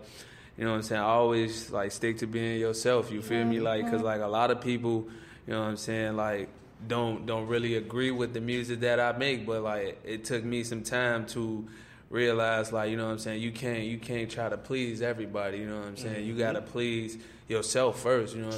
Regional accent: Chicago, Illinois, United States; I'm from the East Side, Shy, South Shore.

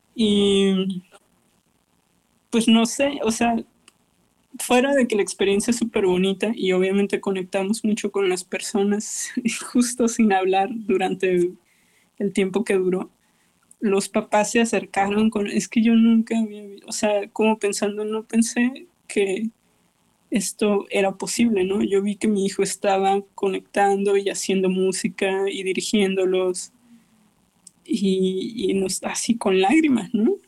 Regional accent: Mexicali, Baja California, Mexico; moved away; also born or lived in Vienna; mi ciudad de origen mexicali

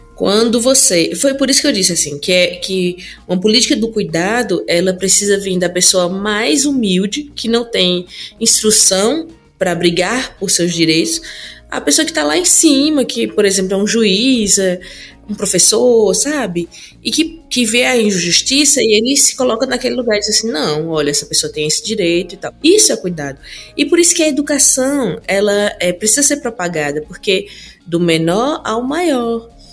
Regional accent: Petrolina, Pernambuco, Brazil; eu sou aqui, sou de Petrolina. E alguns bairros onde eu morei tinham pessoas que eram assassinadas

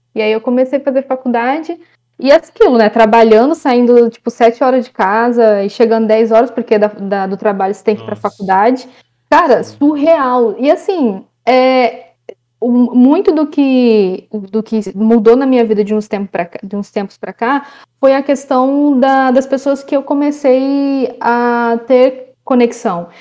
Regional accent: interior of Ceará, Brazil; now in Rio de Janeiro, Brazil; eu vim para o Rio de Janeiro, eu sou do interior lá do Ceará

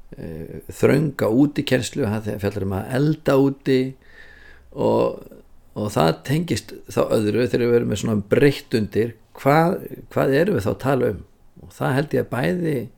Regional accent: Reykjavík, Capital Region, Iceland; ég er úr Forsóinum í Reykjavík

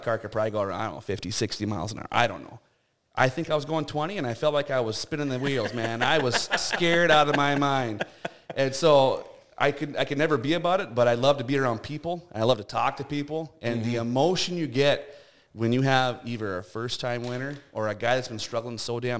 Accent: Minot, North Dakota, United States; I just moved to town. I was from Minot.

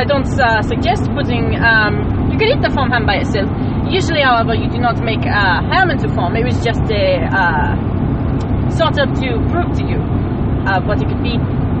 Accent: New Jersey, United States; No, I'm from New Jersey.

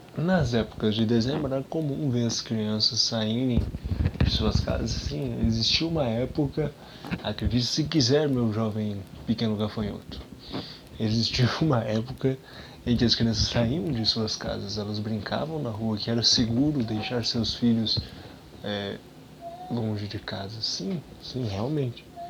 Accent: Brazil; a gente é brasileiro

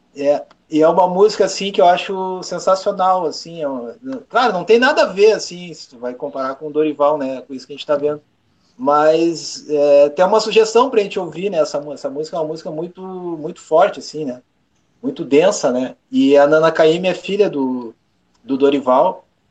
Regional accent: Rio Grande do Sul, Brazil; eu sou gaúcho

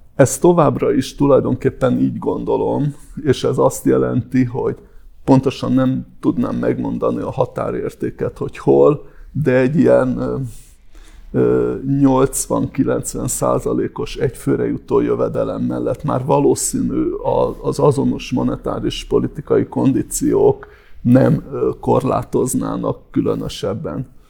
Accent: Hungary; magyarként és európaiként

